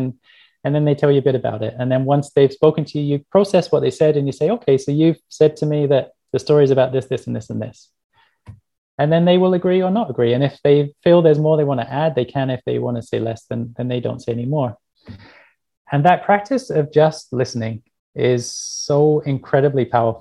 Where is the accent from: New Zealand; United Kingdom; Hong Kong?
United Kingdom; England; I grew up in England